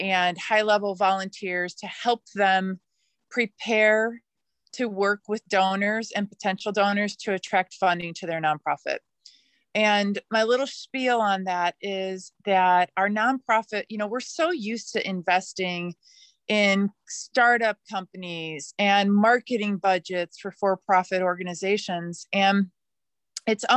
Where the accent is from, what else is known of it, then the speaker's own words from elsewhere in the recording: Midwest, United States; now in Oregon, United States; I grew up in the Midwest of the United States.